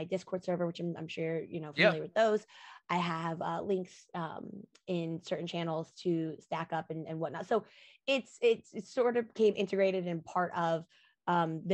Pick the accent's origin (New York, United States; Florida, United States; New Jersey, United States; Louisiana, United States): Florida, United States; also born or lived in Korea; now in California, United States; I'm from Florida originally